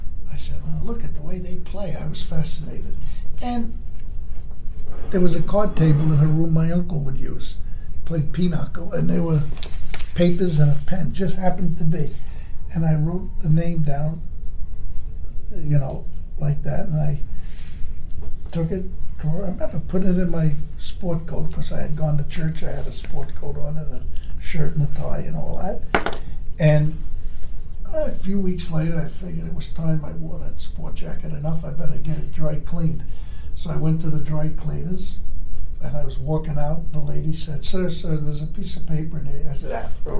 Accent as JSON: {"language": "English", "town": "New York City", "region": "New York", "country": "United States", "said": "I'm from Brooklyn"}